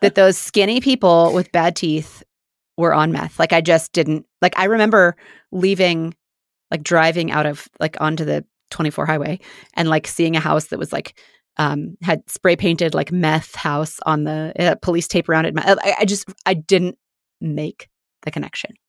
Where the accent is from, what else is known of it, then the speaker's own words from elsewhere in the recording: Independence, Missouri, United States; Mormon life where we grew up in Independence, Missouri